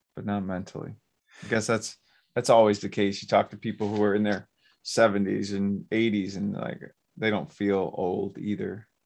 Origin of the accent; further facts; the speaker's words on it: Romulus, Michigan, United States; also born or lived in Garden City; where I grew up in Romulus